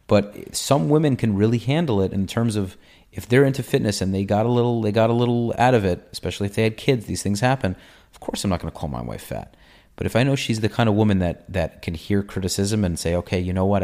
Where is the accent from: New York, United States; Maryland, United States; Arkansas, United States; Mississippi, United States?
New York, United States; moved away; also born or lived in Israel; I'm from New York. I was in the Israeli army.